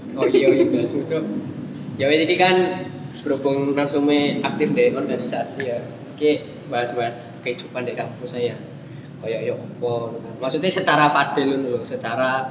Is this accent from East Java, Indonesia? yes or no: yes; Malang, East Java, Indonesia; moved away as an adult; also born or lived in Bogor; asalnya dari Malang, tapi kuliahnya di Bogor